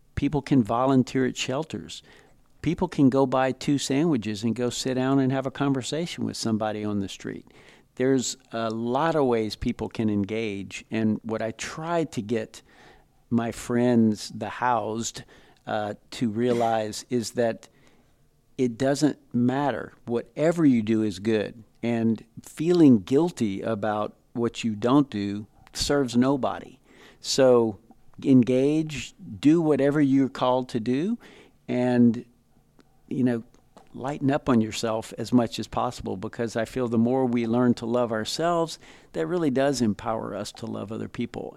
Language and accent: English; Lafayette, Louisiana, United States; I grew up in Lafayette, Louisiana, part of a large Cajun family